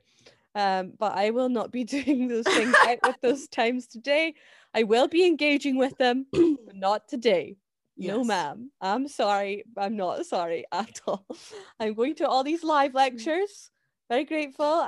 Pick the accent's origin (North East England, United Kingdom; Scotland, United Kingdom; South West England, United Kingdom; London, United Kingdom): Scotland, United Kingdom; I really like being Scottish and I love my like nationality